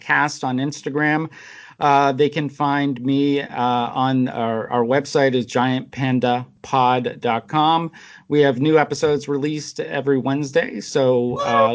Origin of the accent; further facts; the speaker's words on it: New Jersey, United States; I was born in New Jersey